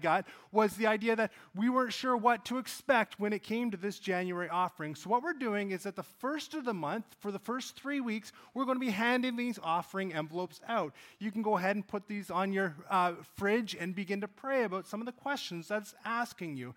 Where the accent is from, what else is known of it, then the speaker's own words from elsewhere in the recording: Cold Lake, Alberta, Canada; I grew up in Cold Lake, Alberta